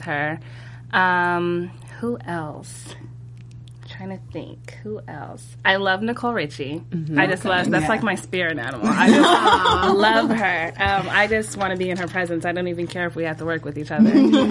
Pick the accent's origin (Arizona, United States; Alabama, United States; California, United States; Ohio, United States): California, United States; Northern; moved away as an adult; I'm actually from Northern California.